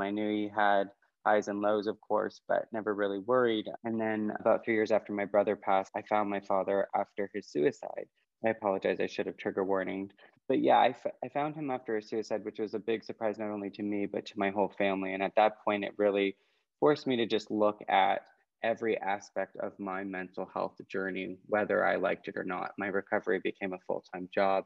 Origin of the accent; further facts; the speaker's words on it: Canada; moved away as an adult; now in California, United States; as a Canadian